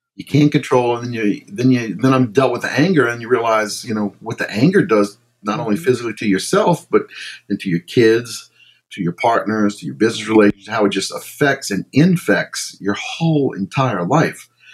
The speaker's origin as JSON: {"language": "English", "town": "Baton Rouge", "region": "Louisiana", "country": "United States", "tie": "born or raised there", "lives_now": "New Orleans, United States", "said": "I was born in New Orleans, raised in Baton Rouge"}